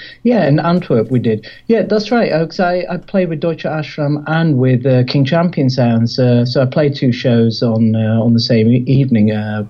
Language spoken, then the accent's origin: English; India; because I'm Indian, that's my background, I'm a Hindu.